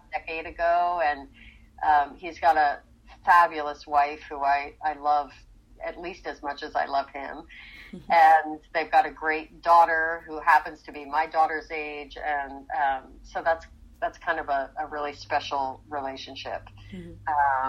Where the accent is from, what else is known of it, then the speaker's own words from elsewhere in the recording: Rockland County, New York, United States; moved away as an adult; also born or lived in Philadelphia / Nyack; now in Los Angeles, United States; I grew up in Rockland County, right on the Hudson River.